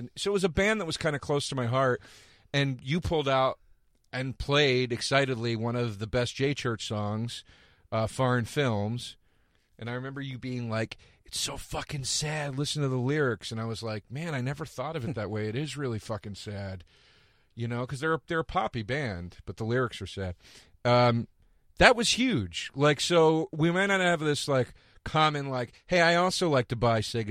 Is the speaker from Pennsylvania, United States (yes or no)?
yes; Philadelphia, Pennsylvania, United States; moved away; I'm from Philly.